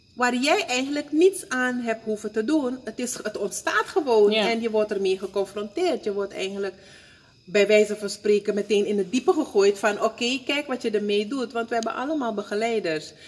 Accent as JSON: {"language": "Dutch", "country": "Suriname", "tie": "born or raised there", "moved": "yes", "said": "ik kom uit Suriname"}